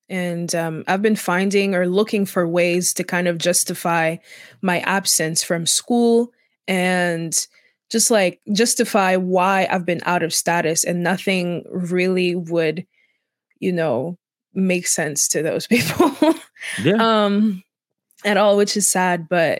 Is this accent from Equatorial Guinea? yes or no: yes; Equatorial Guinea; Equatorial Guinea. I'm from Equatorial Guinea. That's the only African country that has Spanish as an official language.